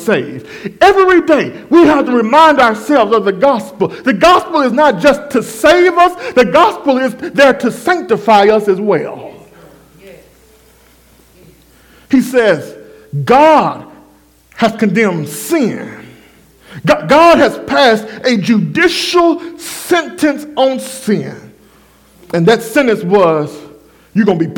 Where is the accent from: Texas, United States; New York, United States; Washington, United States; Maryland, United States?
Texas, United States; Waxahachie; my hometown, Waxahachie. Hatchtown, that's what we call it